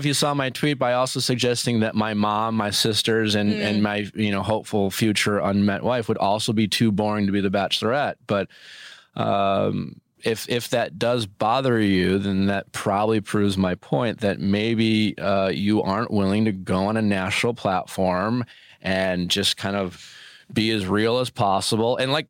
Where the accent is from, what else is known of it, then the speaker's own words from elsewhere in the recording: Milwaukee, Wisconsin, United States; My friends I grew up with in Milwaukee